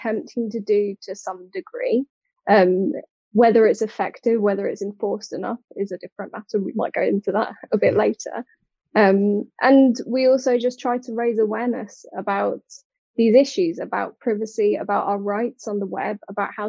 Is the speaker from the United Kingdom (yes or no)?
yes; United Kingdom; accent: British; moved away as an adult; now in Cork, Ireland; based out of Cork, but obviously you can hear from my accent, very much British